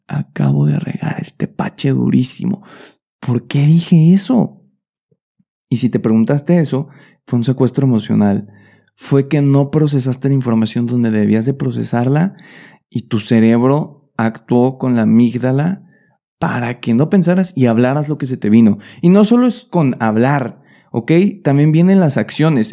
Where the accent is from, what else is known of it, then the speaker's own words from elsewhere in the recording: Mexico; now in Querétaro, Mexico; ahí sentimos la empatía como mexicanos